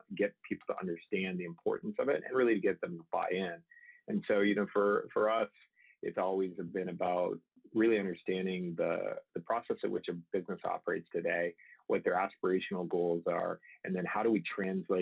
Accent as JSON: {"language": "English", "country": "Canada", "tie": "born or raised there", "also_born_or_lived": "Michigan, United States", "moved": "as an adult", "lives_now": "San Diego, United States", "said": "I grew up in Canada, actually, and then I went to engineering in the U.S. in Michigan"}